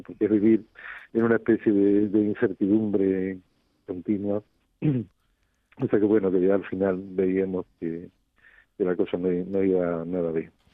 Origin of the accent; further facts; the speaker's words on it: Rota, Andalusia, Spain; ellos eligieran mi pueblo como, como segunda casa